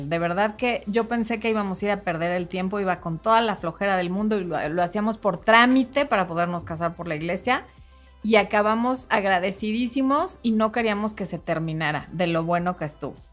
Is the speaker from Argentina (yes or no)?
no; State of Mexico, Mexico; Soy del Estado de México, ¿ok?